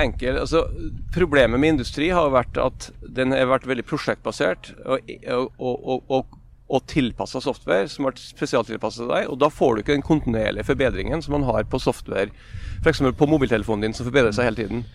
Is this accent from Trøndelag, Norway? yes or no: no; Nordmøre, Møre og Romsdal, Norway; jeg som nordmøring